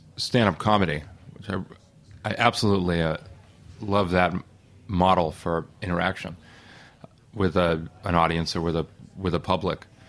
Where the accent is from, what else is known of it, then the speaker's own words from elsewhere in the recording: Boston, Massachusetts, United States; also born or lived in the South (US); now in Brooklyn, United States; I'm from Boston, and I like living in the Northeast. I wanted to come back after living in the South for 10, 12 years